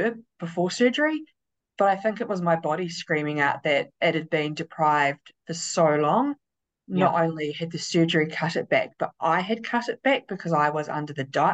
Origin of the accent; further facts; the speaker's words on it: Christchurch, Canterbury, New Zealand; I am 42 from Christchurch, New Zealand